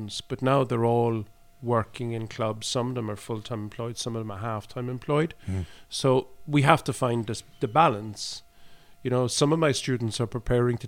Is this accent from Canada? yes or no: no; Ireland; also born or lived in Cork; now in Oslo, Norway; we come from Ireland